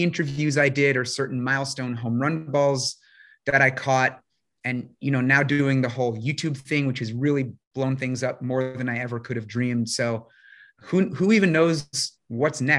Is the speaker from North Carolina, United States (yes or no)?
no; New York, United States; I grew up in New York, still live there